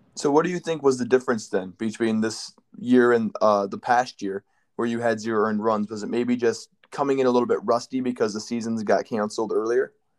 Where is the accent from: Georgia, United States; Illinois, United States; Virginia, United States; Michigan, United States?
Michigan, United States; I'm from Michigan